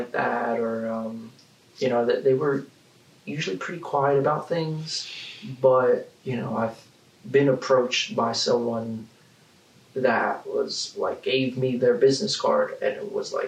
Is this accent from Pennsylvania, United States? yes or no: yes; Gilbertsville, Pennsylvania, United States; I grew up in a small little town called Gerritsville. It's about an hour and a half northwest from Philly